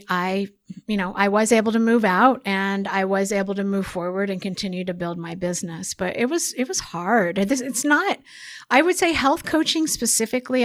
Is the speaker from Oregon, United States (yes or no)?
yes; Oregon, United States; I'm from Oregon, so it's very beautiful uh, in Oregon